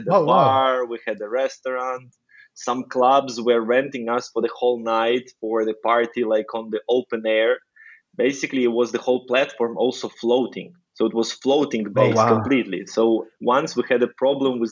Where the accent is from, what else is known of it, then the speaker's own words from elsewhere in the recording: Ukraine; I'm originally from Ukraine. So I'm Ukrainian